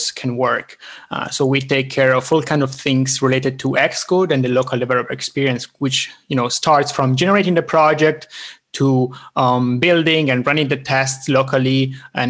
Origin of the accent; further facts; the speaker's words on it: Italian part of Switzerland, Italian-speaking Switzerland, Switzerland; now in Stockholm, Sweden; I'm originally from the Italian part of Switzerland. I'm now living in Stockholm, Sweden